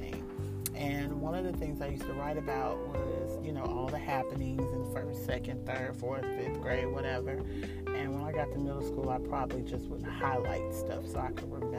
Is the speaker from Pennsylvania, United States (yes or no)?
no; New York, United States; Well, we lived on Long Island